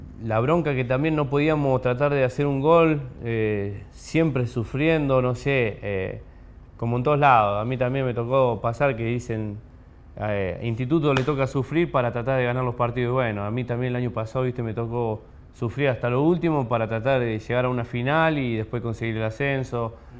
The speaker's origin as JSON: {"language": "Spanish", "town": "Guatimosín", "region": "Córdoba", "country": "Argentina", "tie": "born or raised there", "said": "soy de Guatimosín, queda acá al, sur de Córdoba, al límite con Santa Fe."}